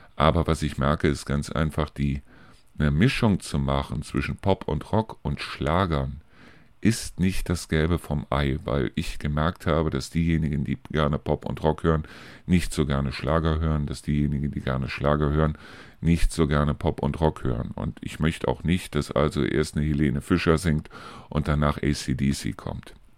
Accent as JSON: {"language": "German", "town": "Neuss", "region": "North Rhine-Westphalia", "country": "Germany", "tie": "born or raised there", "moved": "yes", "lives_now": "Hofgeismar, Germany", "said": "aus meiner alten Heimat zum Beispiel berichten, aus Neuss"}